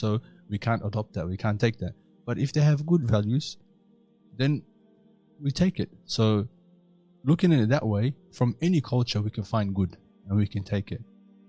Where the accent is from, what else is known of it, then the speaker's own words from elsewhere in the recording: Australia; growing up in Australia, I don't find it difficult to say that I'm an Australian Muslim.